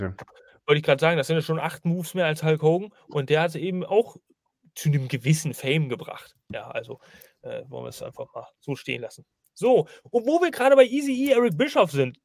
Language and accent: German; Northern Germany, Germany; Ich bin ja eigentlich ein Norddeutscher